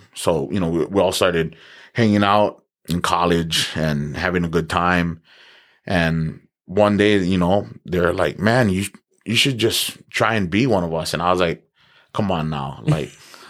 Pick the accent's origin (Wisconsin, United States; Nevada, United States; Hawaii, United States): Hawaii, United States; Lahaina; moved away as an adult; also born or lived in Oregon; now in Logan, United States; I grew up in Hawaii. I was there for 18 years. Grew up on the island of Maui. I was from Lahaina. Still am from Lahaina, but, you know, currently living up in Logan, Utah. Went to University of Oregon, the Ducks. Graduated.